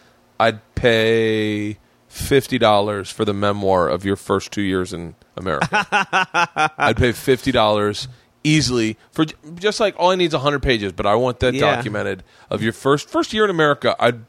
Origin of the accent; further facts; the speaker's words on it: Tampa, Florida, United States; Tampa. Fucking really.